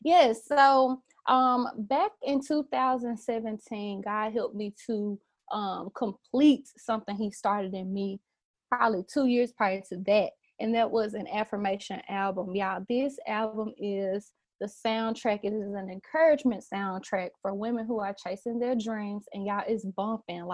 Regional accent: Memphis, Tennessee, United States; Born and raised in Memphis, grew up in church all my life

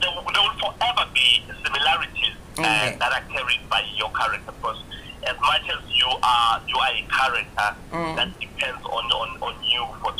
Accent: Mkondo, Mpumalanga, South Africa; also born or lived in KwaZulu-Natal / Ekurhuleni; I was born in KZN, in the northern side of the KZN, and I grew up there partly in Mpumalanga, Mkondo, and partly in the East Rand, Ekurhuleni.

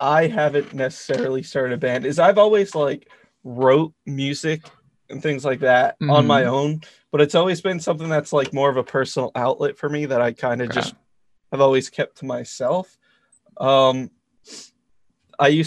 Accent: Rhode Island, United States; I'm from Rhode Island

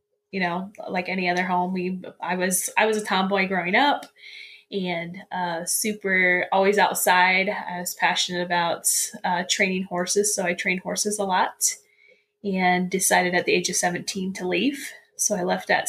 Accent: central Indiana, United States; I was born and raised in Indiana, kind of in the central part of Indiana

